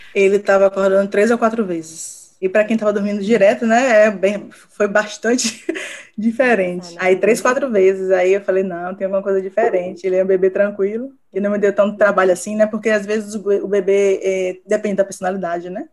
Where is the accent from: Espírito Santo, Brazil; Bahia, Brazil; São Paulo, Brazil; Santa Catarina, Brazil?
Bahia, Brazil; Salvador; sou de Salvador